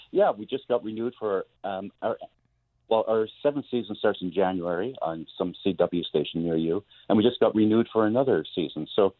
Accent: Montreal, Quebec, Canada; now in Toronto, Canada; Growing up in Montreal, on the outskirts of Montreal, a lot of great country, a lot of skiing. In Toronto, where I live, an hour away, there's an amazing park called Algonquin Park

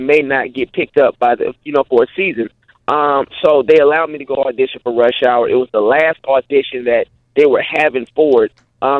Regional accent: St. Petersburg, Florida, United States; moved away as an adult; also born or lived in Atlanta / Los Angeles; I'm originally from St. Petersburg, Florida, born and raised, and I went to Gibbs High School, Pinellas County Center for the Arts, went to Bay Point Middle School. I started acting in the Tampa Bay area, doing Shakespeare in the Park growing up.

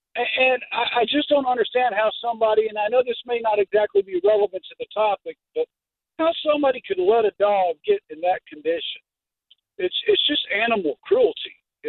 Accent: Eastern Kentucky, United States; I come from Eastern Kentucky

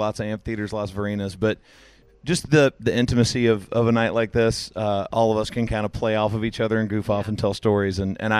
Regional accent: Tennessee, United States; I'm from Tennessee

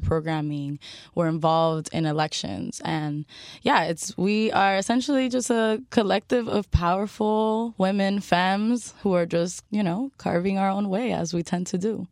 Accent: Miami, Florida, United States; I'm a Miami native

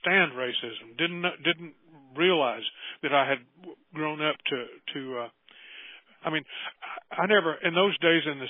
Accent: United States; also born or lived in Oklahoma; I grew up in Texas and Oklahoma in the 1940s and 50s

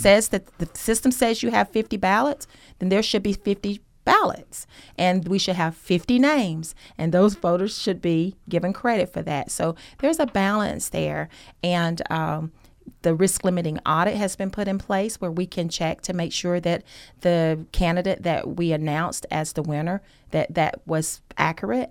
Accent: Gainesville, Georgia, United States; moved away as an adult; now in Athens, United States; I'm originally from Hall County, Gainesville

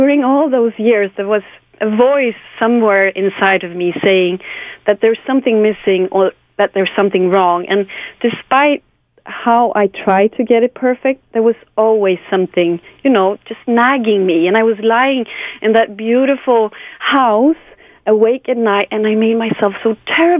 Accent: Sweden; English is a second language; I'm from Sweden, so my Swedish is not perfect

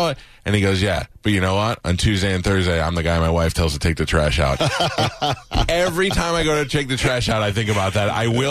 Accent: New York, United States; moved away; I grew up in New York

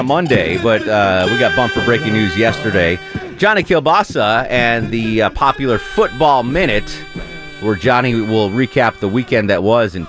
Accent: Whitefish, Montana, United States; I grew up in Whitefish. I hate to see that.

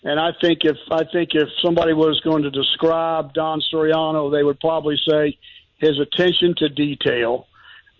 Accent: Fernandina Beach, Florida, United States; growing up in Fernandina Beach and going to Chipola and then playing at JU here locally

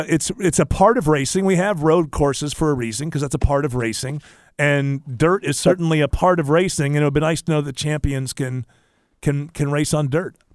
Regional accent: Northeast, United States; moved away; I grew up in the Northeast

